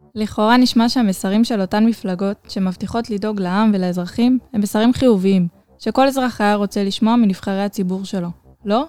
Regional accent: Israel

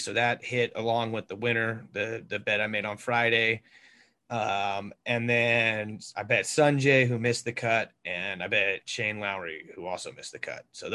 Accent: Mexico; my fellow Mexican brethren

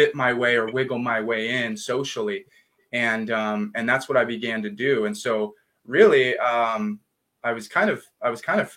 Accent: Riverside, California, United States; also born or lived in Upland, California / Laguna Beach, California; growing up in Riverside

